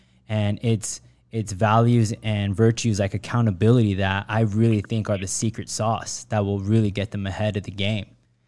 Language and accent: English; Las Vegas, Nevada, United States; growing up in Vegas and at Max Effort